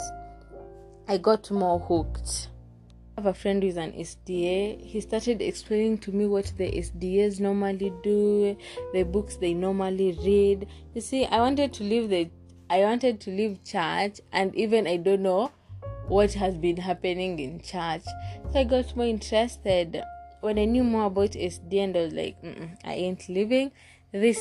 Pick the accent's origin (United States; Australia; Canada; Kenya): Kenya; I'm Kenyan